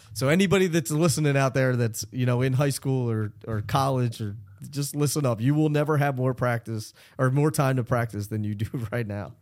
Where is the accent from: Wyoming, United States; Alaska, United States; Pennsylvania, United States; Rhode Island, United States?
Pennsylvania, United States; Philadelphia; I'm originally from Philadelphia